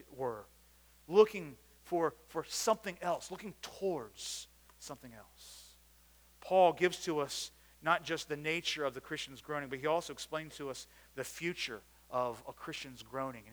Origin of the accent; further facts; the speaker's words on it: United States; I grew up outside of Washington, D.C.